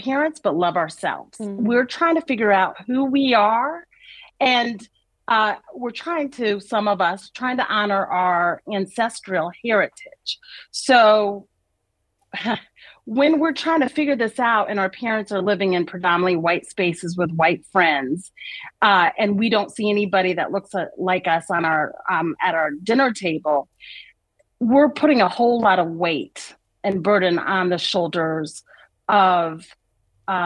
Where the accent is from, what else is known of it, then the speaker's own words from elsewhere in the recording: Washington, District of Columbia, United States; I grew up in Washington, D.C., I was living in a bubble with my family.